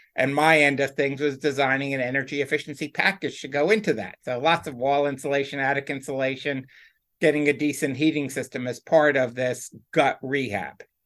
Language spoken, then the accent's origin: English; White Plains, New York, United States; outside of New York City, New York City suburbs.